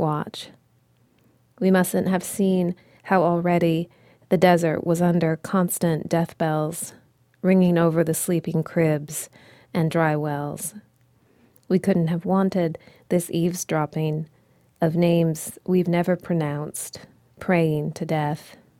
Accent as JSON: {"language": "English", "country": "United States", "said": "as an American poet"}